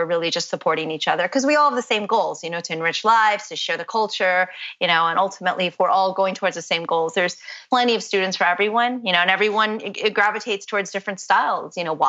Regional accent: Boston, Massachusetts, United States; Yes, I was born in Boston, actually.

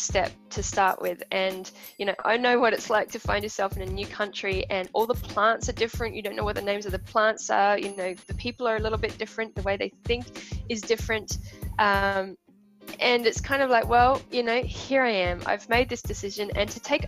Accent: Queensland, Australia; moved away as an adult; also born or lived in Perth, Australia; now in Taranaki, New Zealand; I grew up in Australia

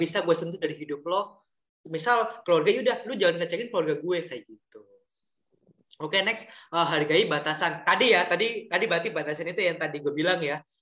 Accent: Cilacap, Central Java, Indonesia; accent: Ngapak Cilacap; moved away; ngapak, gua ngapak Cilacap

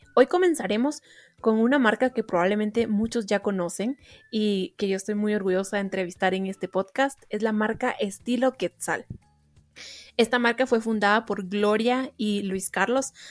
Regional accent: Guatemala; nuestra cultura de la cual ellos están muy orgullosos y nosotros también

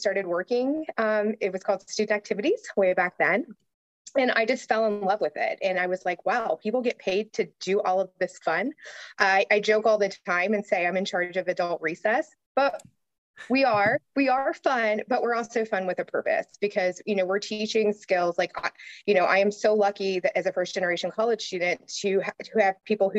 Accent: Newport, Kentucky, United States; I was born in Northern Kentucky. I grew up in Newport, Kentucky

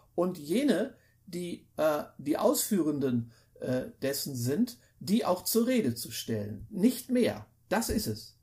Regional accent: Lower Saxony, Germany; wo meine Heimatstadt ist

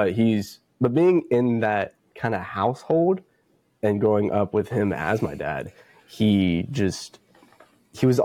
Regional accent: Canyon, Texas, United States; I'm from Canyon, so it's outside of Amarillo

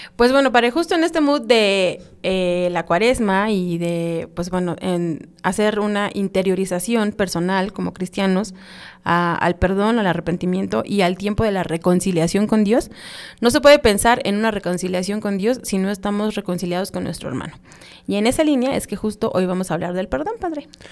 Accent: Mexico

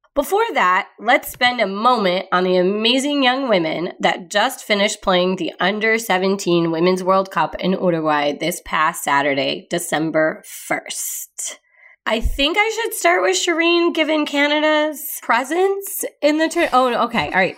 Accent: Midwest, United States; I'm from the Midwest

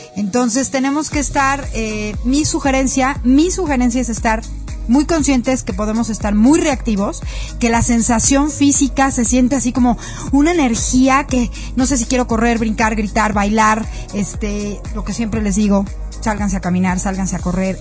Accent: Mexico; como mexicanos, como colectivo

